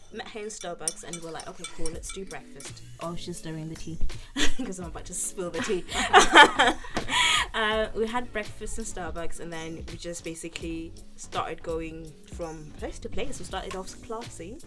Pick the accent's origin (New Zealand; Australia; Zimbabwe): Zimbabwe; now in United Kingdom; born in Zimbabwe and I was raised in Zimbabwe partially and then moved to the UK